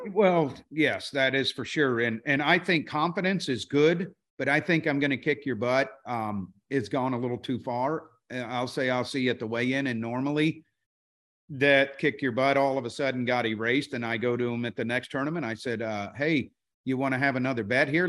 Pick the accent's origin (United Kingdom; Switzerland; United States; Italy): United States; Florida; we grew up in Florida